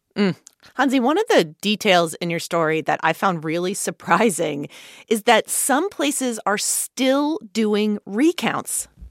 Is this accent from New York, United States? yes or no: no; Philadelphia, Pennsylvania, United States; moved away; I am originally from Philadelphia